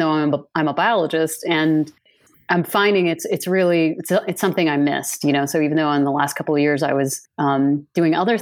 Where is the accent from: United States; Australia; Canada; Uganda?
United States; Iowa; growing up in Iowa